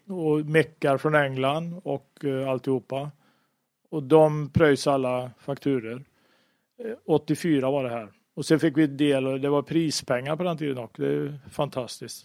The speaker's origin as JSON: {"language": "Swedish", "country": "Sweden", "said": "jag var svensk"}